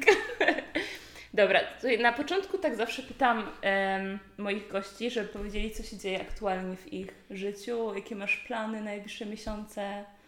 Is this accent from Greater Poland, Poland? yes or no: yes; Poznań, Greater Poland, Poland; znowu jestem w rodzinnym Poznaniu